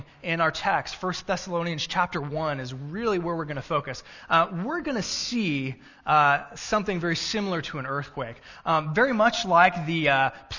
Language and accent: English; Texas, United States; now in Cissna Park, Illinois, United States; I'm from Texas.